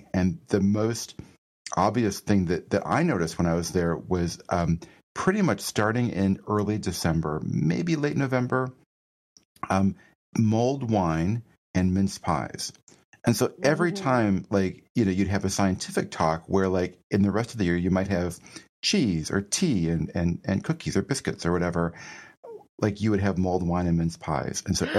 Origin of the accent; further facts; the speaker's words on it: Rochester, New York, United States; also born or lived in Boston; So I grew up in Western New York, at Rochester, New York, which is near to Buffalo. And we had a lot of snow.